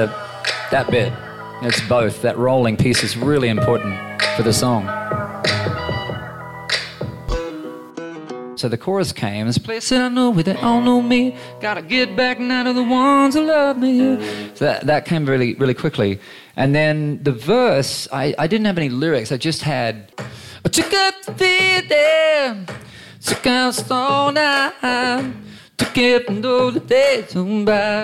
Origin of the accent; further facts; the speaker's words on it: Queensland, Australia; growing up in Queensland